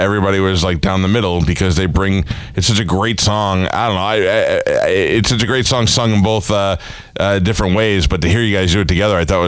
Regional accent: New York, United States; I grew up in New York.

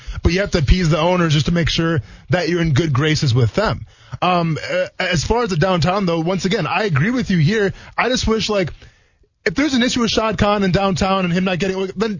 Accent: Green Bay, Wisconsin, United States; I grew up around Lambeau.

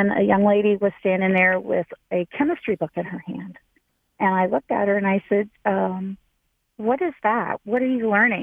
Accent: Hamilton, Ohio, United States; moved away; also born or lived in Florida; I grew up in Hamilton, Ohio

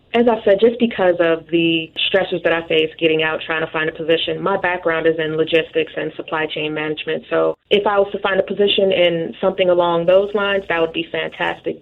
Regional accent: Chicago, Illinois, United States; moved away as an adult; also born or lived in Yuma, Arizona / Quantico, Virginia / Doral, Florida; Chicago, Illinois

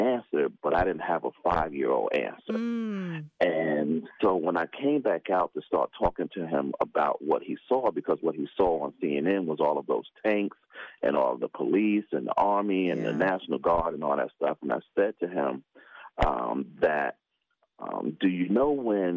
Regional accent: New York City, New York, United States; also born or lived in Pinetops, North Carolina; I was born and raised in New York

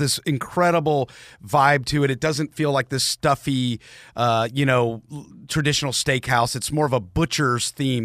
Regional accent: Marietta, Georgia, United States; I grew up in Marietta

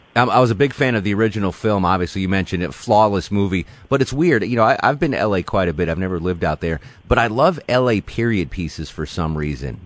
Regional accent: Connecticut, United States; now in Atlanta, United States; I'm from Connecticut

